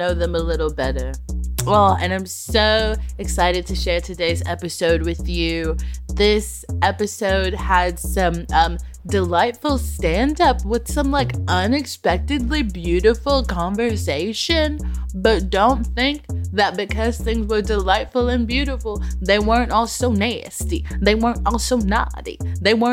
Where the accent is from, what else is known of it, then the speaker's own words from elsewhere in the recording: Texas, United States; now in London, United Kingdom; I'm from Texas, which is a bad place.